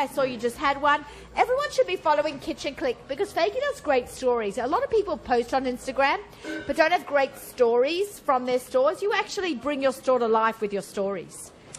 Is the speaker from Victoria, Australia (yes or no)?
no; Sydney, New South Wales, Australia; moved away; I'm from Sydney